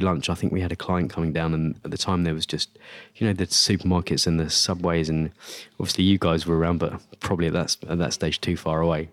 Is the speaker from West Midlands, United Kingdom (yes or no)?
no; Essex, East of England, United Kingdom; I grew up in Essex